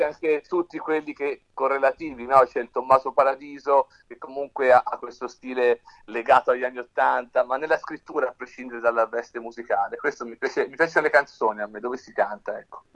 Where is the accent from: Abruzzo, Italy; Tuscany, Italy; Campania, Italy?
Tuscany, Italy; noi siamo toscani